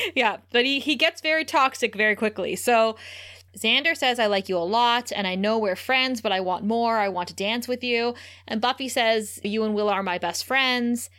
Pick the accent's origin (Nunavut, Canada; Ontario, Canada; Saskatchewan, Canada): Ontario, Canada; growing up in Ontario